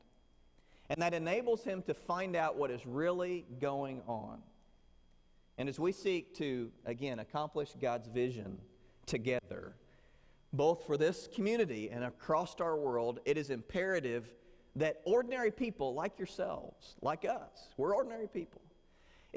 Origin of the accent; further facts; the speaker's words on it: Southern Illinois, United States; moved away; Where I grew up in Southern Illinois, we had a small church